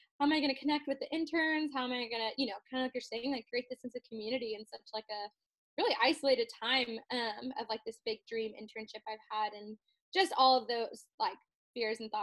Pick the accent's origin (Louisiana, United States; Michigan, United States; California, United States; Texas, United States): Texas, United States; College Station; I'm from College Station